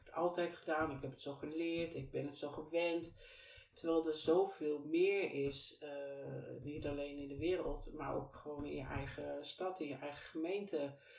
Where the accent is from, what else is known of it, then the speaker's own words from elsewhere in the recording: Deventer, Overijssel, Netherlands; moved away as an adult; also born or lived in Twello / IJsselmuiden; now in Kampen, Netherlands; ik ben geboren en getogen in Deventer. En ongeveer op mijn uh, zevende, e naar Twello verhuisd. En vanuit Twello ben ik op mijn achttiende weer naar Deventer gegaan